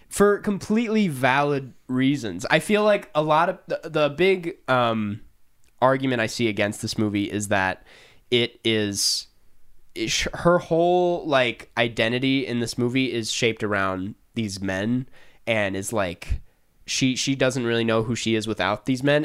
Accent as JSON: {"language": "English", "area": "Saint Paul", "region": "Minnesota", "country": "United States", "said": "I would say Saint Paul."}